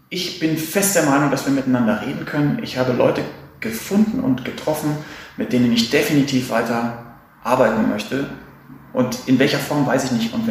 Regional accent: Hamburg, Germany; Ich komme aus Hamburg

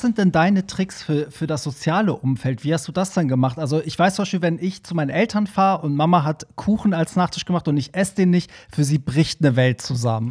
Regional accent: Hamburg, Germany; ich bin auch immer als Hamburger einmal im Monat sozusagen, war ich da immer gebucht

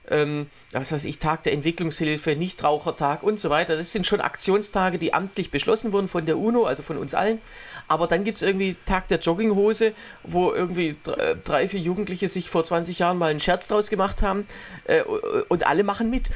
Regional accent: Swabia, Baden-Württemberg, Germany; also born or lived in Waldbach; im Schwäbischen, äh, im Schwabenland, wo ich herkomme

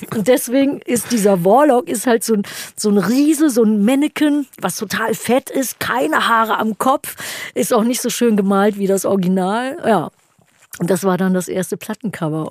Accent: Germany; moved away as an adult; also born or lived in New York; Hier bei uns in Deutschland

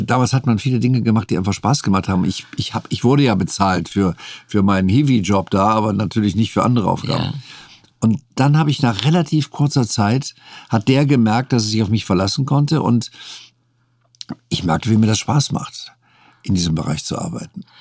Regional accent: North Rhine-Westphalia, Germany; moved away; also born or lived in Saarbrücken; ich kannte aus meiner Heimat eben westfälisch-rheinische Gerichte

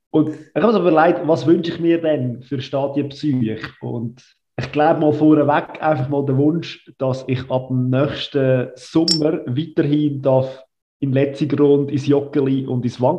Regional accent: Lucerne, Switzerland; Und dass man auch vor allem als Luzerner auch weiterhin in der Super League kann Match schauen kann.

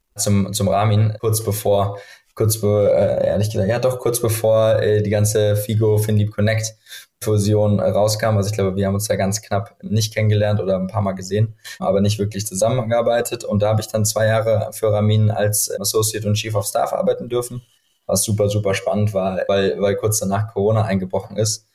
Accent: Frankfurt, Hesse, Germany; moved away as an adult; now in Berlin, Germany; Ich bin aus Frankfurt ursprünglich

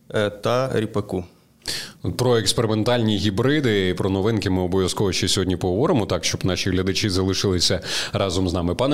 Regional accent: Vinnytsia Oblast, Ukraine; я просто ріс на Вінниччині у бабусі, там влітку ми кожного літа І скільки я пам'ятаю, от куди не виходиш, там поле з буряками, буряки, постійно цукрові буряки.

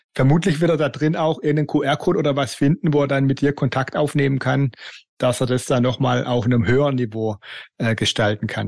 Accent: Black Forest, Baden-Württemberg, Germany; Ich bin ja im Hotel aufgewachsen, wir hatten ein Hotel im Schwarzwald

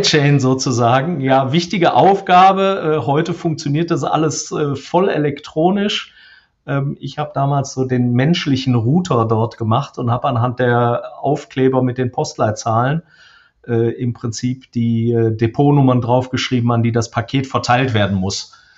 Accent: Krefeld, North Rhine-Westphalia, Germany; now in Dortmund, Germany; aufgewachsen bin ich tatsächlich am Niederrhein. Ich bin also hier in Dortmund, wo ich aktuell sitze, nur Zugereister. Ähm, komme ursprünglich aus äh, Krefeld.

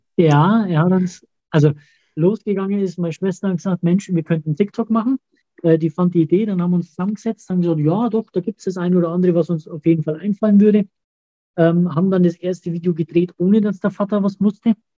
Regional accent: Auerbach, Germany; bei uns in Auerbach

